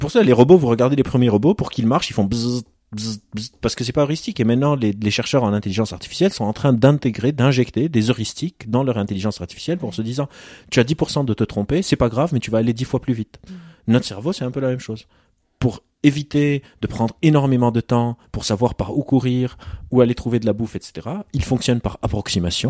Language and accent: French; Lebanon; moved away; J'ai grandi au Liban, en, guerre